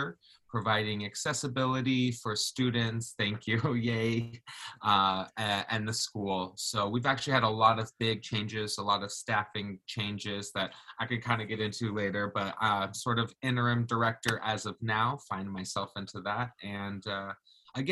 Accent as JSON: {"language": "English", "country": "Jamaica", "tie": "born or raised there", "moved": "yes", "lives_now": "Oregon, United States", "said": "I was born in Jamaica."}